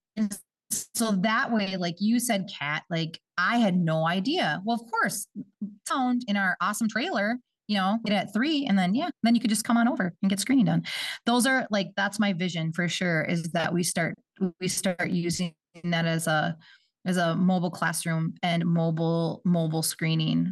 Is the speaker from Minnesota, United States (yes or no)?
yes; Bemidji, Minnesota, United States; moved away; I'm not from this area. I'm from, um, up north. I'm from Bemidji, Minnesota.